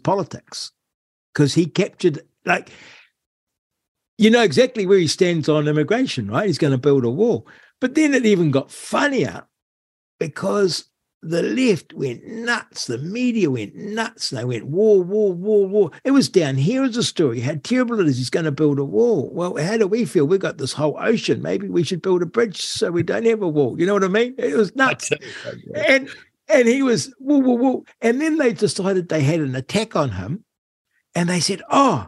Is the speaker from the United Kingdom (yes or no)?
yes; United Kingdom; we're British